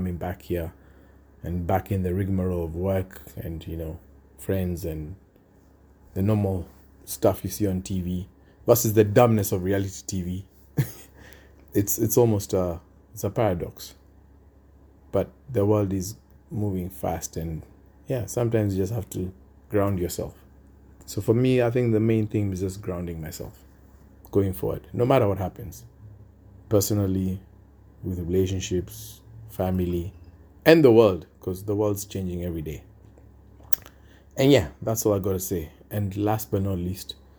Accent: Kenya; now in Australia; my home country, Kenya

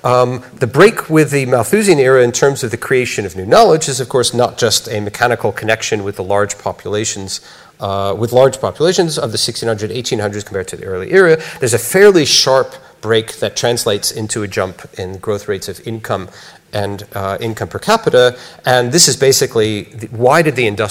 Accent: United States; accent: American; you could tell from my accent, I'm an American

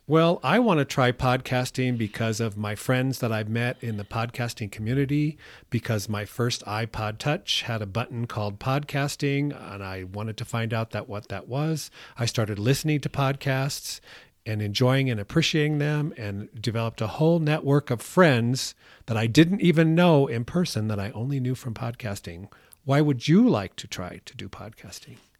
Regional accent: Iowa, United States; I'm from Iowa

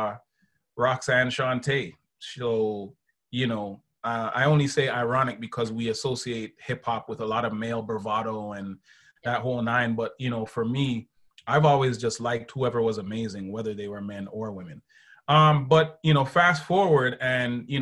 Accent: Canada; growing up in Canada

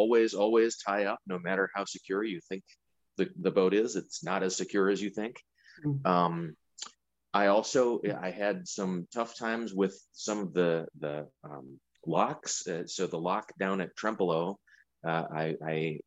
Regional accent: St. Paul, Minnesota, United States; now in Minneapolis, United States; I grew up in St. Paul up on Dayton's Bluff. I've lived in Minneapolis for years

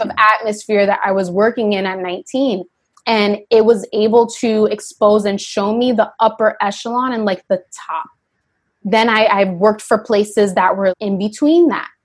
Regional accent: Yonkers, New York, United States; I grew up in Yonkers, New York

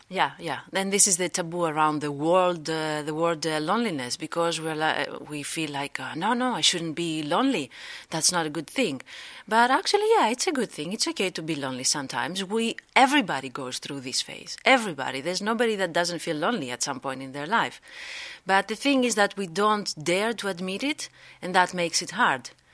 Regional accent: Greece; moved away as an adult; now in Netherlands; I am from Greece. I live here in the Netherla-, Netherlands for, like, three years

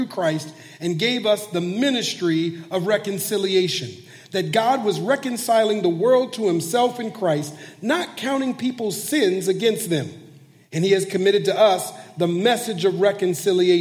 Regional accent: Minneapolis, Minnesota, United States; moved away as an adult; now in Bay Area, California, United States; I've lived here in California in the Bay Area for 7 years, but I'm originally from Minneapolis, Minnesota. That's where I was born and raised

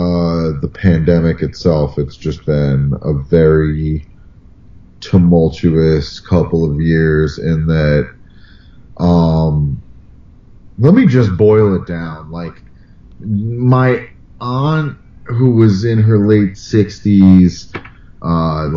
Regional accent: United States; I grew up right near New York

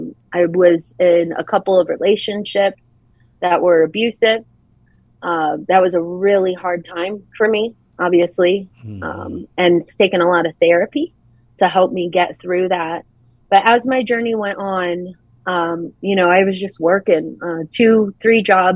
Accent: New Hampshire, United States; born there; When I was very young, I was born in New Hampshire on an Air Force base.

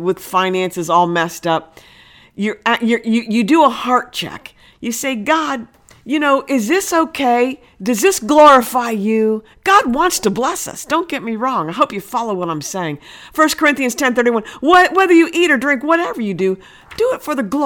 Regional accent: Ohio, United States; moved away; I'm originally from Ohio, been down here 30 years, but I miss the green, huge fields of Ohio

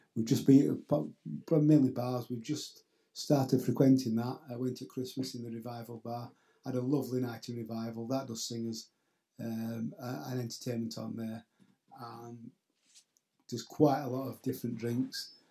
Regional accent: Yorkshire and the Humber, United Kingdom; now in Caleta de Fuste, Spain; I'm from Yorkshire

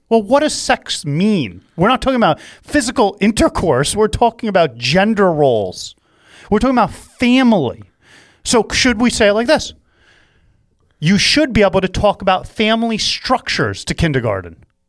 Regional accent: New York, United States; I'm a New Yorker

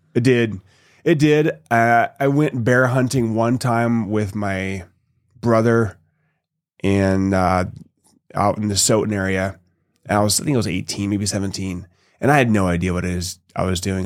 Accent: an hour north of Seattle, Washington, United States; also born or lived in Toronto, Ontario, Canada; we moved to Washington when I was about two, a little over two years old

